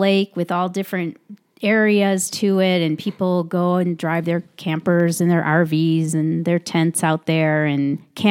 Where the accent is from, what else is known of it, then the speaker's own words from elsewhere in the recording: Chicago, Illinois, United States; she's from Chicago. I'm from Chicago.